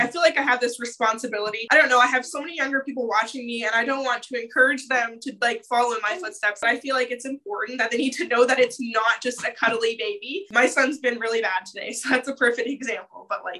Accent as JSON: {"language": "English", "region": "Ontario", "country": "Canada", "said": "I'm from Ontario"}